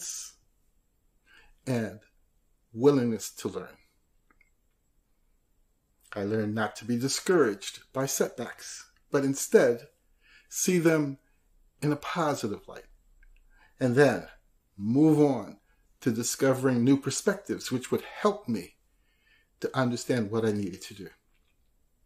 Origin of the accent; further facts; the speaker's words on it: Nashville, Tennessee, United States; Nashville, my hometown